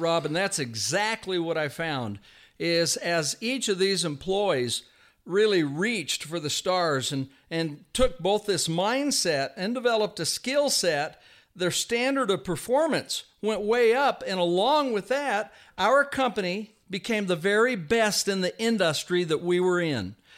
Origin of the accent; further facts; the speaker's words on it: Vallejo, California, United States; I was raised in Vallejo, California.